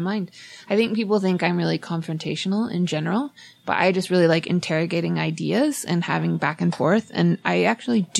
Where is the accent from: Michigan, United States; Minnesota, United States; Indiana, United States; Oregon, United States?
Oregon, United States; moved away; I'm from Oregon, and I didn't grow up with a lot of Mormons.